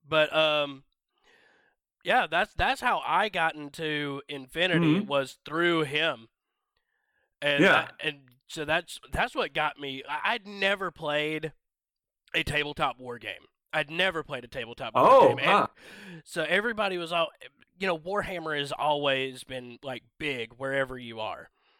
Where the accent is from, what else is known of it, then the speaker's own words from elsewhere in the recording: Georgia, United States; now in North Carolina, United States; I'm originally from Northwest Georgia, but I've been here in North Carolina for about 10 years now.